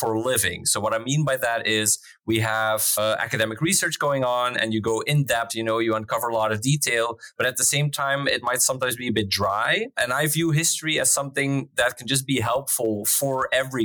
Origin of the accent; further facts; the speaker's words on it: Flanders, Belgium; moved away as an adult; now in Netherlands; I'm from Belgium. I grew up there. I had my education there